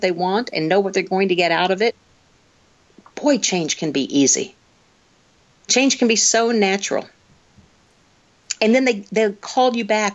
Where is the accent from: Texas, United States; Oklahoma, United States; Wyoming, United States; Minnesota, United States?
Oklahoma, United States; moved away; I'm from Oklahoma originally.